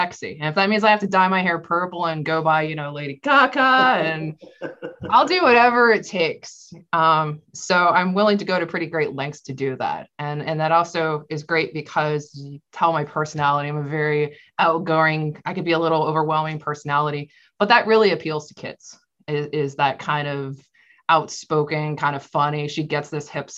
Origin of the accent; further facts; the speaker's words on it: Florida, United States; I lived and I grew up in Florida